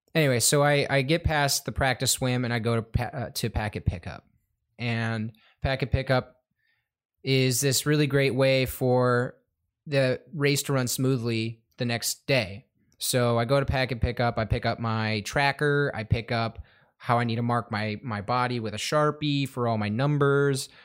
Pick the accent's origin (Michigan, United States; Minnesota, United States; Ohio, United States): Michigan, United States; Madison Heights; I'm from the Madison Heights area, Michigan.